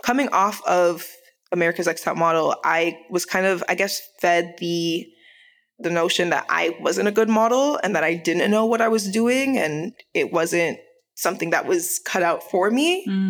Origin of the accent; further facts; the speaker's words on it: Jamaica; I was like, no, but I'm Jamaican. So I have rhythm.